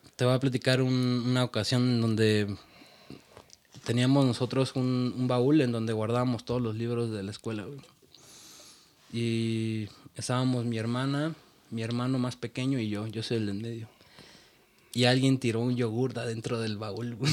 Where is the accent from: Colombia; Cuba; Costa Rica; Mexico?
Mexico; Es un orgullo ser mexicano.